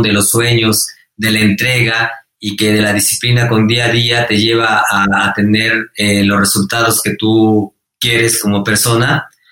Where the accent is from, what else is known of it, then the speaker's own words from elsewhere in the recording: Mexico; fui el mejor mexicano